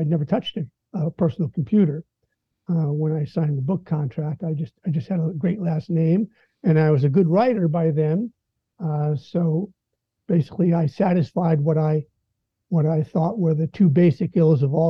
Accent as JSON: {"language": "English", "town": "Mill Valley", "region": "California", "country": "United States", "tie": "born or raised there", "said": "I grew up in Mill Valley, California"}